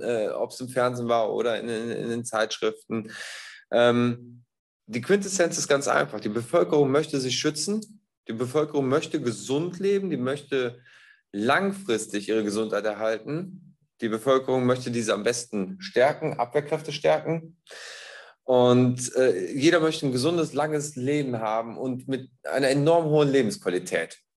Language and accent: German; Bad Neuenahr-Ahrweiler, Rhineland-Palatinate, Germany; ich komme aus Bad Neuenahr-Ahrweiler